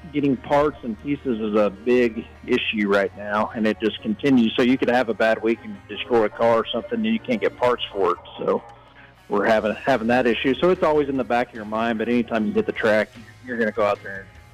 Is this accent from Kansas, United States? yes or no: yes; Liberal, Kansas, United States; now in Arcadia, United States; I'm from Arcadia, Oklahoma. I'm originally from Liberal, Kansas. We moved down here about 8 years ago, and now I'm living down here in the Sooner State